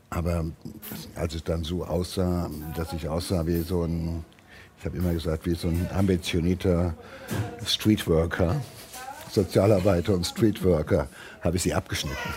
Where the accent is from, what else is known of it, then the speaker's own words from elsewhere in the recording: Marburg, Hesse, Germany; now in Bochum, Germany; Ich kam aus Marburg und war hier einsam und alleine sozusagen auf weiter Flur.